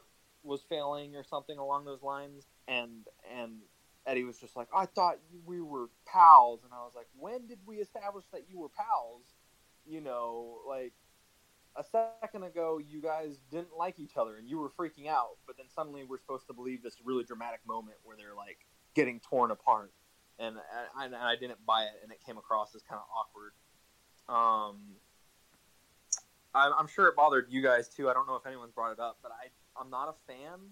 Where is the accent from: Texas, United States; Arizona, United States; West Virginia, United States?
West Virginia, United States; I am like a hillbilly. I'm from West Virginia